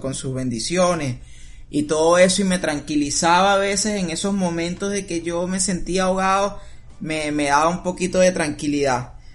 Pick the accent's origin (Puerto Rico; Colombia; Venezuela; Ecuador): Venezuela; now in United States; yo vine de Venezuela